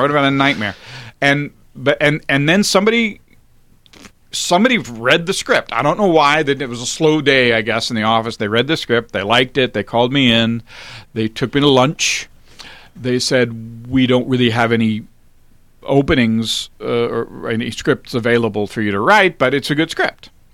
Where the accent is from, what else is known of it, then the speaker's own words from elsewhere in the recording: Alexandria, Virginia, United States; also born or lived in Washington, D.C.; I was born in Washington, D C, and I grew up in Alexandria, Virginia.